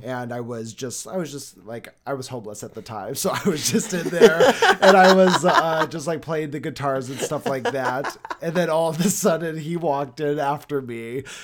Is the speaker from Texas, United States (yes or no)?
no; Arizona, United States; also born or lived in Los Angeles, California; told people I was from Arizona